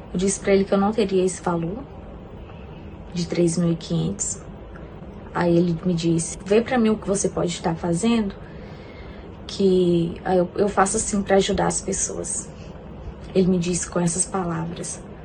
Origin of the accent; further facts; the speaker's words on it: Brazil; moved away as an adult; now in United States; eu sou brasileira, moro atualmente nos Estados Unidos há cerca de oito meses.